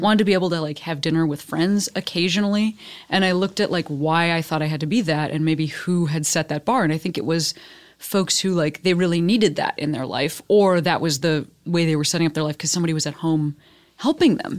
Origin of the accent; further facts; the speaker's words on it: Chicago, Illinois, United States; moved away as an adult; now in Los Angeles, United States; my hometown as the third largest city